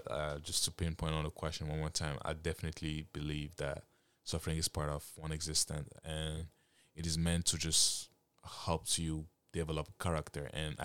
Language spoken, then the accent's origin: English; Canada; also born or lived in Africa; I grew up in Africa for like 9 years when I was a kid. And I grew up in Canada. And I'll be honest, I've noticed a lot of changes when I came in a Western country.